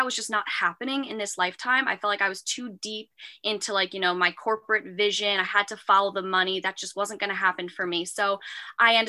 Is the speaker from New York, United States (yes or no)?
yes; Long Island, New York, United States; also born or lived in Manhattan, New York; from Long Island, New York